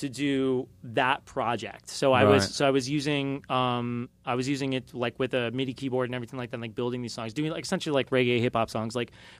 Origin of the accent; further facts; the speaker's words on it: Australia; From being Australian.